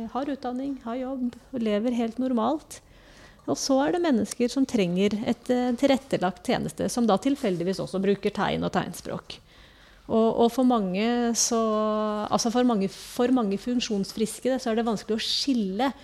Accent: Kristiansund, Møre og Romsdal, Norway; moved away as an adult; also born or lived in Trondheim / Oslo / Bergen / Ål, Hallingdal; now in Sandefjord, Norway; Egentlig så er jeg fra Kristiansund

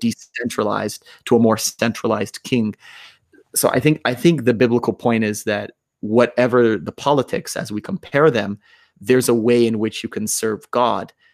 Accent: United States; you and I grew up in the United States

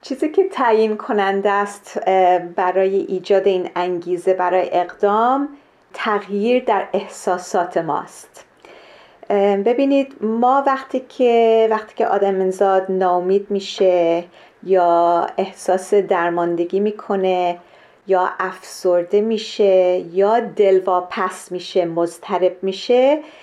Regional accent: Kenya; من در کشور کنیا در شرق آفریقا به دنیا آمدم

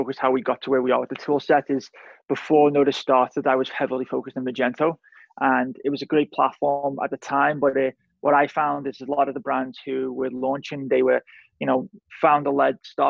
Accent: Liverpool, North West England, United Kingdom; moved away as an adult; I'm originally from Liverpool, England, moved here 2009

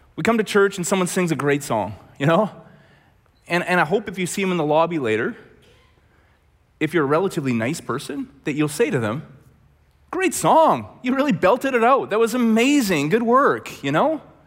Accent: Red Deer, Alberta, Canada; also born or lived in Langley; we're both from Red Deer

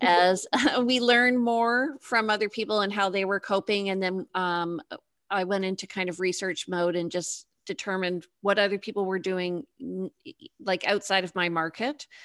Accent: Toronto, Ontario, Canada; moved away as an adult; now in Victoria, Canada; So I'm actually in Victoria. I'm on the West Coast, but I grew up in Toronto

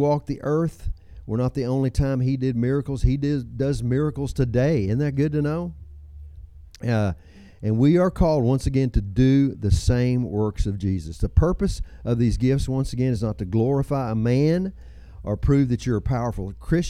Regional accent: Texas, United States; I'm from Texas.

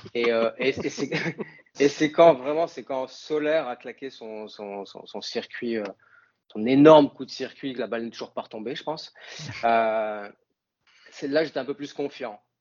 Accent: north of France, France; accent: accent du nord de la France; moved away as an adult; now in Canada; j'ai gardé mon accent français, j'ai gardé mon accent du nord de la France

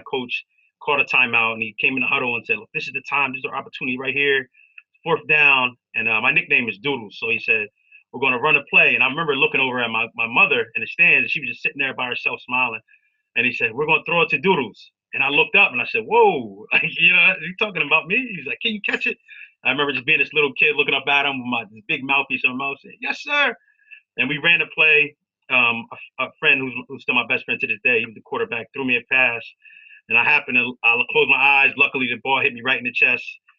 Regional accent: Wilmington, Delaware, United States; I grew up in Wilmington, Delaware

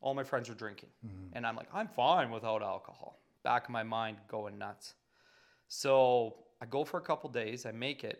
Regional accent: Calgary, Alberta, Canada; I'm born and raised in Calgary

